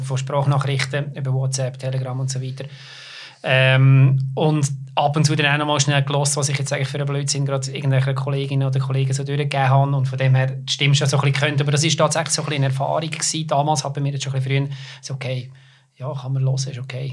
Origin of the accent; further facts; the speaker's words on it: Lucerne, Switzerland; ich komme aus Luzern